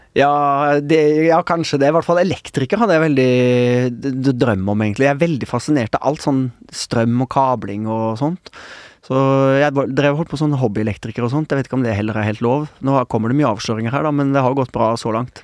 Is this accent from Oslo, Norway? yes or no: yes; Oslo, Norway; also born or lived in Haugesund; da var jeg ett og et halvt år, og da flytta vi til til Oslo